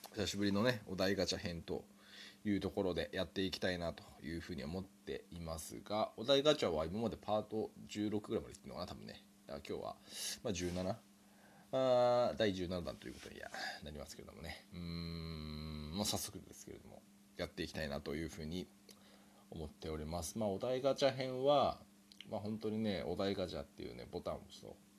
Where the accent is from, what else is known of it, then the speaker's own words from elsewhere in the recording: Japan; 日本で生まれ育ちました